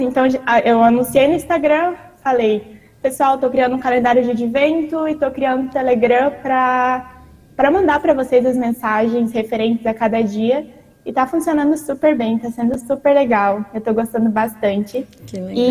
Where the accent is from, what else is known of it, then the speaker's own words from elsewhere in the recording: Joinville, Santa Catarina, Brazil; moved away as an adult; now in Dominican Republic; eu sou da cidade de Joinville, Congregação Santíssima Trindade